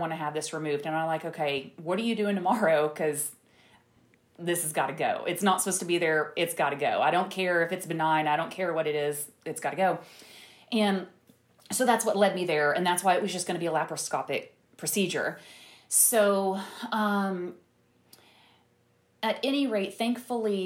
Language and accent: English; Tyler, Texas, United States; moved away; also born or lived in Dallas; I'm from Tyler